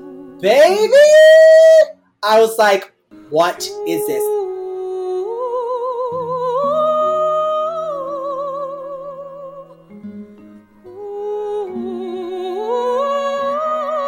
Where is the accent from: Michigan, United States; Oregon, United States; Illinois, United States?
Michigan, United States; We're all Michigan.